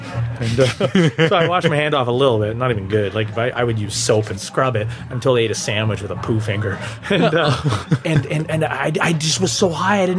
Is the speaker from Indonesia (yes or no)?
no; Timmins, Ontario, Canada; Timmins. North of Timmins.